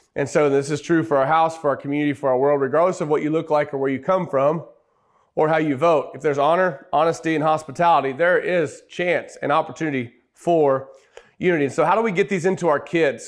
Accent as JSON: {"language": "English", "region": "Oklahoma", "country": "United States", "said": "We're from Oklahoma."}